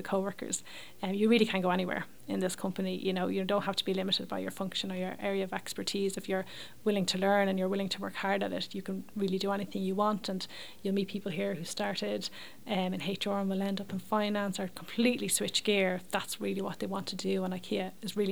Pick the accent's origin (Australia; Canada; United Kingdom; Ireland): Ireland; Leixlip, Leinster; I grew up in Leixlip in County Kildare.